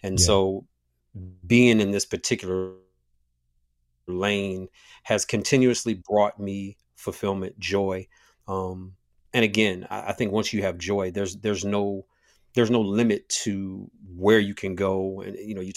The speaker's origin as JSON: {"language": "English", "town": "Toledo", "region": "Ohio", "country": "United States", "tie": "born or raised there", "said": "Born and raised in Toledo, Ohio, which is Northwest Ohio. Shout out to the 419"}